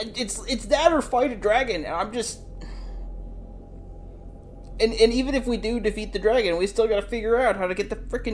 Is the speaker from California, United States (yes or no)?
no; Wisconsin, United States; now in North Carolina, United States; We live in North Carolina, but I'm from Wisconsin